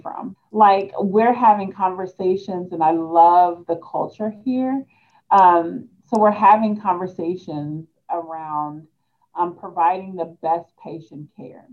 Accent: Hannibal, Missouri, United States; also born or lived in Peoria, Illinois; now in Columbia, United States; I am from Peoria, Illinois, um, but the bulk of my childhood, I grew up in Hannibal, Missouri

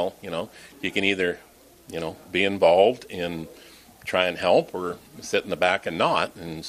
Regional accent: Dodge City, Kansas, United States; also born or lived in Denver; now in Shenandoah, United States; I've lived in a lot of different cities, big cities. Like I said, I've lived in Denver. I've lived in I grew up kind of in Dodge City, Kansas.

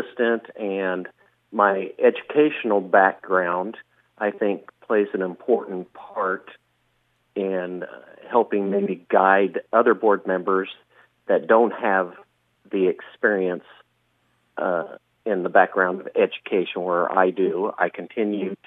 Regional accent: Shenandoah, Iowa, United States; I was born and raised here in Shenandoah, graduated from Shenandoah

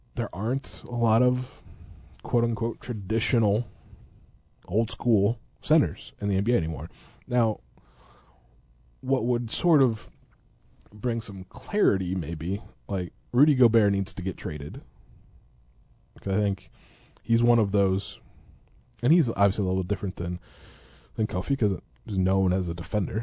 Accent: Eureka, Illinois, United States; growing up in Eureka

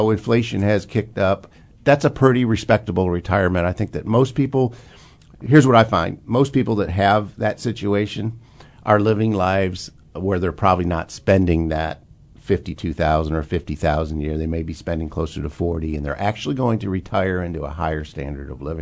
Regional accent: Illinois, United States; I'm from Illinois

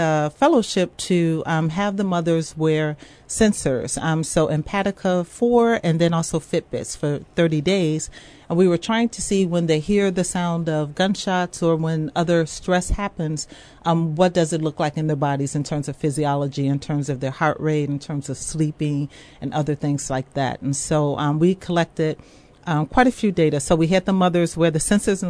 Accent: Chicago, Illinois, United States; now in Champaign, United States; I'm from Chicago

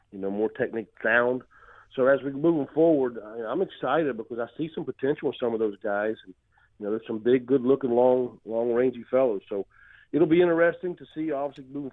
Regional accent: West Virginia, United States; also born or lived in Arizona; now in Illinois, United States; I'm from the state of West Virginia

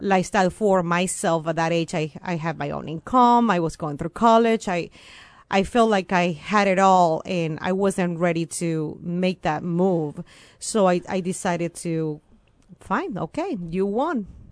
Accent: Venezuela; first language Spanish; English is a second language; moved away as an adult; also born or lived in Champaign-Urbana, Illinois, United States; now in United States; I came originally from Venezuela

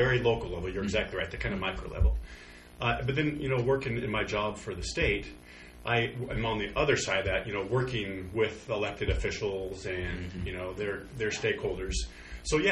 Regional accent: Pendleton, Oregon, United States; I grew up in Pendleton

